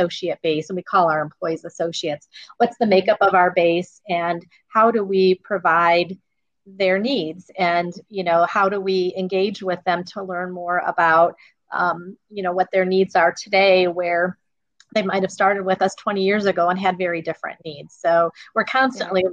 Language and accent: English; East Chicago, Indiana, United States; I grew up in East Chicago